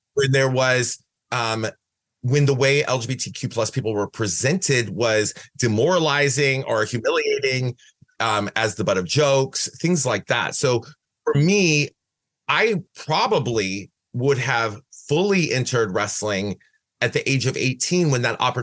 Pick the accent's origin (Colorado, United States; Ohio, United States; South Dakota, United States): Ohio, United States; Van Wert; moved away as an adult; also born or lived in Cleveland, Ohio; now in San Francisco, United States; I was born in Van Wert, Ohio